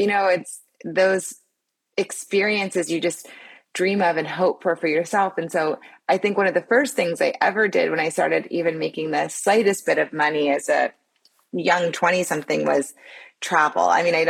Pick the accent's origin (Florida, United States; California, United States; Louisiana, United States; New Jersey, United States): Louisiana, United States; New Orleans; I'm from New Orleans, a place that is just so rich in personality and culture and food and joy and dancing.